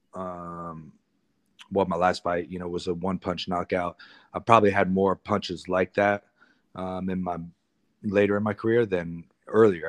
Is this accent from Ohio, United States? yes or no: yes; Columbus, Ohio, United States; my hometown in Columbus, Ohio